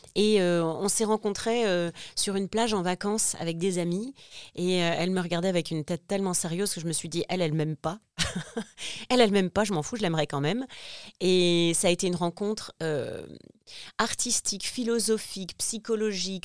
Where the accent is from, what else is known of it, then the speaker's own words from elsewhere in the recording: Lille, Hauts-de-France, France; also born or lived in Réunion; now in Paris, France; je suis de Lille à la base, Lille